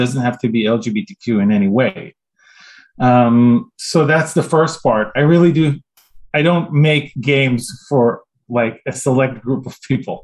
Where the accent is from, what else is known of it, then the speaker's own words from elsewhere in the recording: Israel; moved away as an adult; now in United States; When I grew up in Israel, we got a lot of like those Japanese-French combo shows in the 80s